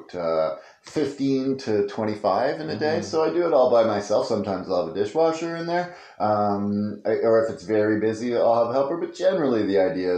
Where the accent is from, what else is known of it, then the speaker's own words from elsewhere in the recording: Belleville, Ontario, Canada; also born or lived in British Columbia / California; I grew up in Belleville, Ontario, close to here